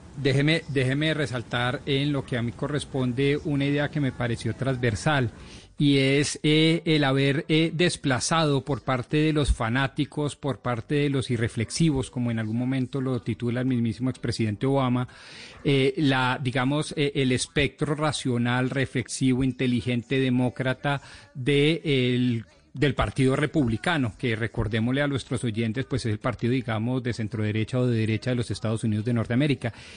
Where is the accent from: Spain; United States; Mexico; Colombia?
Colombia